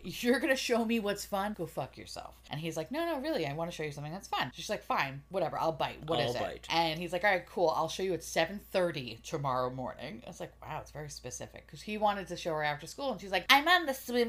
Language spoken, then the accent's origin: English; New York City, New York, United States; I grew up in Queens